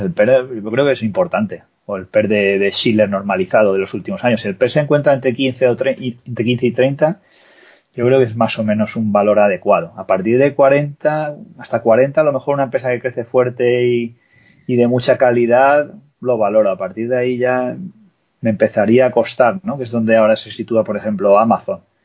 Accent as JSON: {"language": "Spanish", "country": "Spain", "said": "nosotros, que somos españoles"}